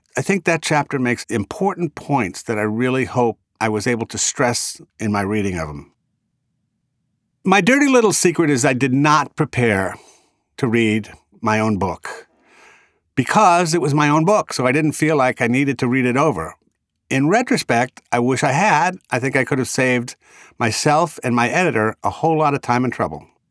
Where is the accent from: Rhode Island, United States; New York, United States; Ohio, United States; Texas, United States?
Rhode Island, United States; accent: Rhode Island; my Rhode Island accent